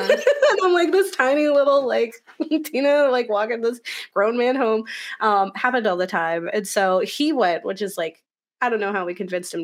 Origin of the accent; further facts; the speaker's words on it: Florida, United States; moved away; I was spoiled coming from Florida when we had Halloween Horror Nights at like our amusement parks